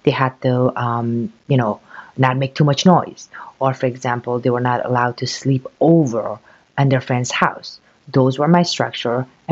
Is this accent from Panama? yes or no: no; Afghanistan; moved away; I came from Afghanistan. It was a country, very poor country